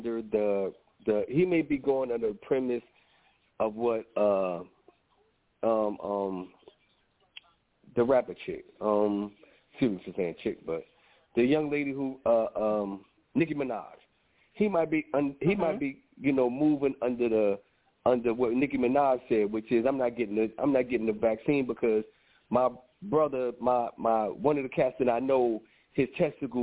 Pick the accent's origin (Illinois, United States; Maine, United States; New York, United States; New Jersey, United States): New Jersey, United States; moved away; also born or lived in Atlanta; being from Atlanta, born and raised in New Jersey